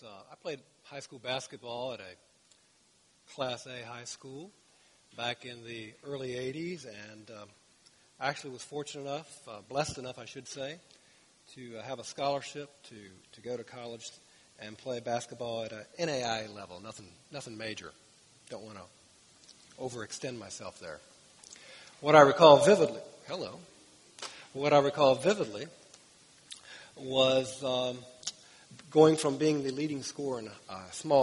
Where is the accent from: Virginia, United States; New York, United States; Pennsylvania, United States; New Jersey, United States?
Virginia, United States; Winchester; born and raised in the Winchester, Virginia area